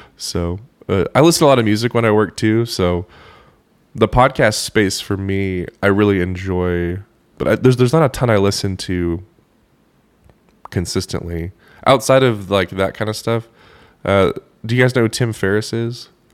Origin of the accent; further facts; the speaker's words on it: Oklahoma, United States; I did not really grow up listening to a ton of country, um, which is ironic 'cause I'm from Oklahoma